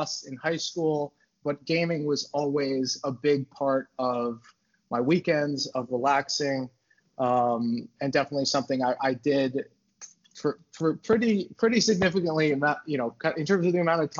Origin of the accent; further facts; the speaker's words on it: New York City, New York, United States; I'm from New York City. So I grew up in the city